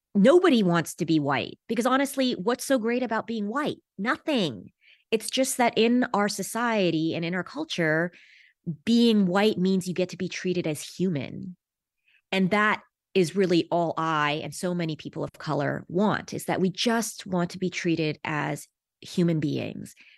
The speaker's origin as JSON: {"language": "English", "town": "Los Angeles", "region": "California", "country": "United States", "tie": "born or raised there", "said": "I was born in Los Angeles in nineteen seventy-six"}